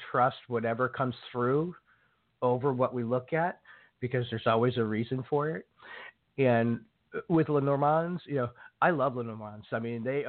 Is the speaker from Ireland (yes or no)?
yes; Ireland; I'm an Irishman.